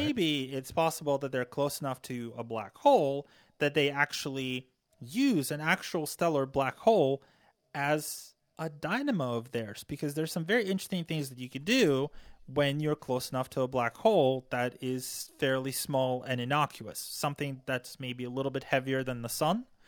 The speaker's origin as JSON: {"language": "English", "country": "Ukraine", "tie": "born or raised there", "moved": "yes", "lives_now": "United States", "said": "I was born and raised in Ukraine"}